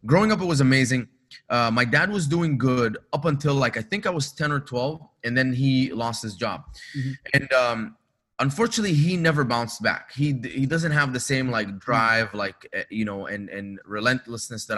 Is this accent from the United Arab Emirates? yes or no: yes; Dubai, United Arab Emirates; also born or lived in Egypt; now in Los Angeles, United States; I was born in Egypt, grew up in Dubai